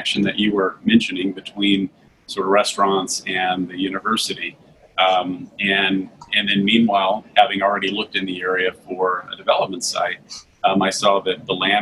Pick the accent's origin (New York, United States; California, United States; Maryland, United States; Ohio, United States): California, United States; Santa Monica; now in Dallas-Fort Worth, United States; I grew up in Santa Monica, California